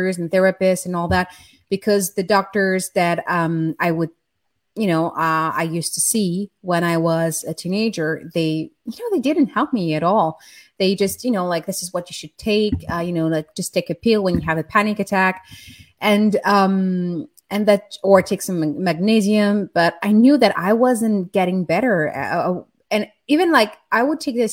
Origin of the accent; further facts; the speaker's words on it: France; I grew up in France in the 80s, in a very chaotic and abusive environment